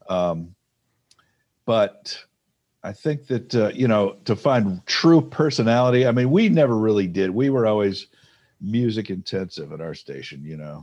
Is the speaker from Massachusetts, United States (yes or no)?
no; Detroit, Michigan, United States; I grew up in Detroit.